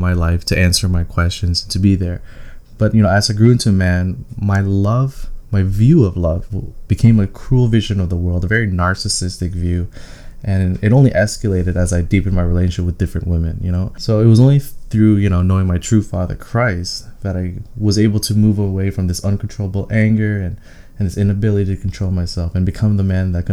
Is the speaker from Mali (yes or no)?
no; Toronto, Ontario, Canada; I was born and raised in Toronto.